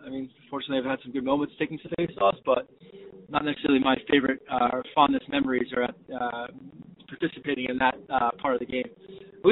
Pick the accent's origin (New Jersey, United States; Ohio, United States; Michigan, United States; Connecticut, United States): Connecticut, United States; New Fairfield; I grew up in New Fairfield, Connecticut, playing lacrosse